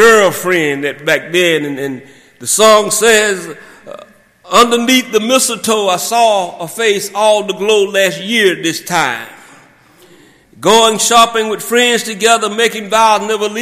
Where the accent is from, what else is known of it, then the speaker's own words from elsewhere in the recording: South Georgia, United States; growing up in South Georgia, and my parents would drop me off at my grandfather's, who had a farm in Thomas County.